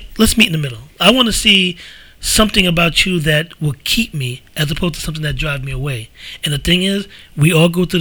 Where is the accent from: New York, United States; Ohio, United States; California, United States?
New York, United States; New York City; we grew up in the Bronx